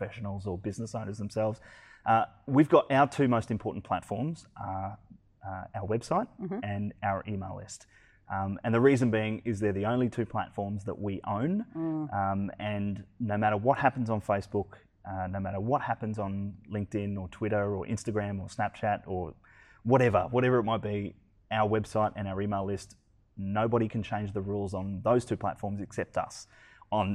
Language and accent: English; Brisbane, Queensland, Australia; I'm from Brisbane.